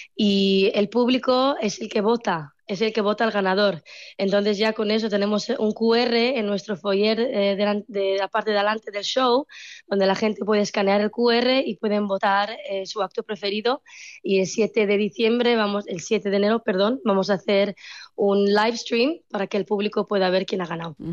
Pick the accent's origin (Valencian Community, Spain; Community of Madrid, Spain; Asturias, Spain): Asturias, Spain; Oviedo; now in Gijón, Spain; Yo soy nacida en Oviedo, pero vivo en Gijón y mi padre también eh, nació en eh, Santa Bárbara y somos de aquí